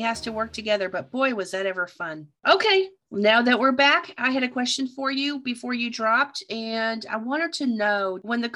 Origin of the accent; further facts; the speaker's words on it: Canada; when we were kids growing up in Canada